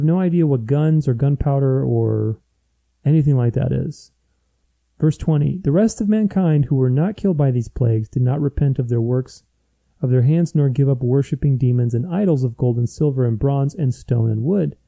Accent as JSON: {"language": "English", "country": "Romania", "tie": "born or raised there", "moved": "yes", "said": "I grew up in Romania. I mean, I was born there"}